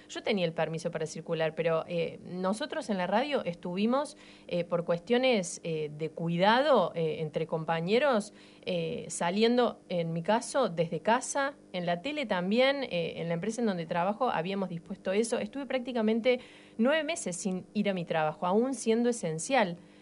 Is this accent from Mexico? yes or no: no; Río Cuarto, Córdoba, Argentina; moved away; soy de Córdoba, de Río Cuarto. Mi familia estaba allá